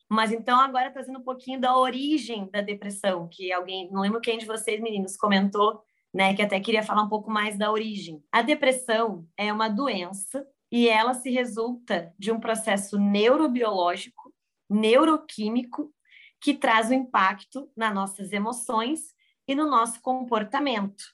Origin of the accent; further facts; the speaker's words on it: Rio Grande do Sul, Brazil; moved away as an adult; also born or lived in San Diego; estou do Rio Grande do Sul, me formei na PUC e fui morar fora. Me joguei no mundo aos 22 anos para San Diego